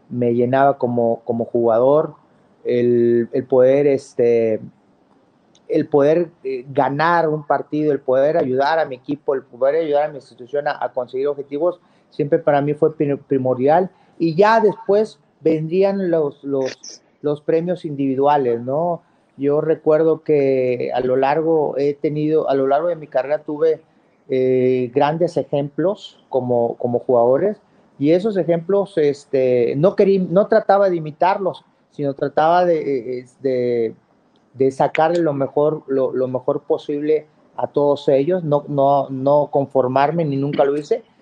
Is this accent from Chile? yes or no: no; Mexico; me, querían mucho como mexicano y jugar en Boca Juniors, que es maravilloso